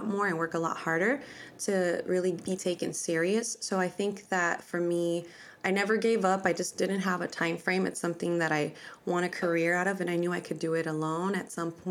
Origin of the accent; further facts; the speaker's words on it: San Diego, California, United States; I grew up in San Diego, California, in Spring Valley.